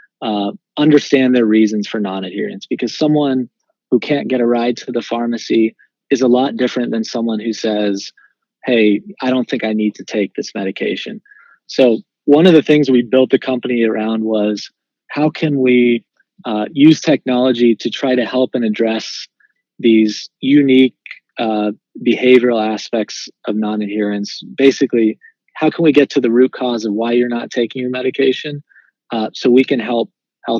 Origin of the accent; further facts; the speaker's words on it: Wichita, Kansas, United States; moved away; also born or lived in Tennessee; I was born and raised in Wichita, Kansas. So I'm a Midwesterner at heart